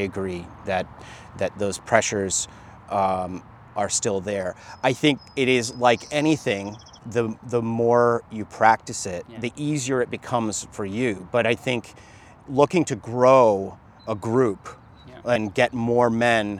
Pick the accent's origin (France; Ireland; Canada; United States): United States; born or raised there; also born or lived in Jamaica